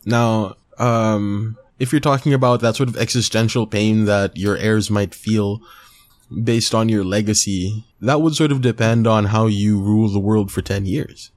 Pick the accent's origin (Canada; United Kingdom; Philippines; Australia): Philippines